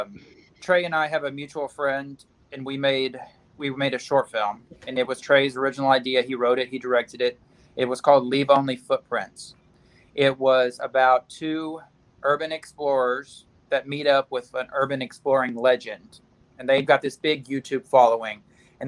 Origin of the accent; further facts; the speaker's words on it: Wichita Falls, Texas, United States; now in Denton, United States; I'm from the Wichita Falls area. I live in Denton now